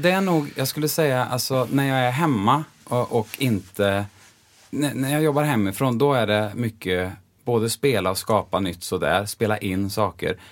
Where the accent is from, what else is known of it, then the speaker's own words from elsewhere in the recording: Bengtsfors, Västra Götaland, Sweden; moved away as an adult; also born or lived in Los Angeles, United States / Gothenburg, Sweden; jag är ju från Dalsland Just det. Eh, och från Bengtsfors och där säger vi ju ofta E blir ju som Ä